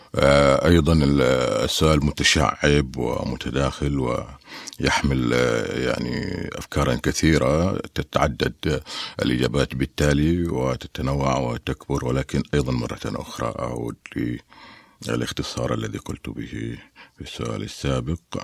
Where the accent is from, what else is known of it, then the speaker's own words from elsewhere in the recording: Mecca and Taif, Makkah Province, Saudi Arabia; also born or lived in Medina; أنا ولدت ونشأت ولدت في الطائف ونشأت ما بين مكة والطائف